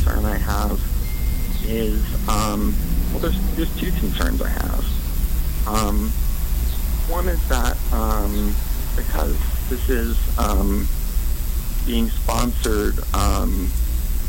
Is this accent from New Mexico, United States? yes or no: yes; Albuquerque, New Mexico, United States; moved away as an adult; also born or lived in Seattle / Florida; I grew up in Albuquerque, New Mexico